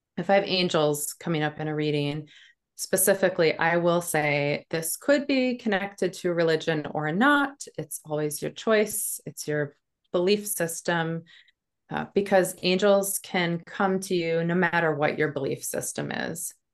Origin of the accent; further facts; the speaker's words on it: North Dakota, United States; now in New Hampshire, United States; I grew up in North Dakota on a farm. I live in New Hampshire now.